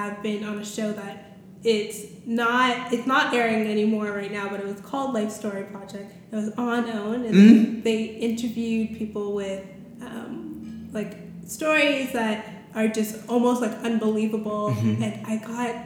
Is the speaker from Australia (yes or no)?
no; Toronto, Ontario, Canada; I'm from Toronto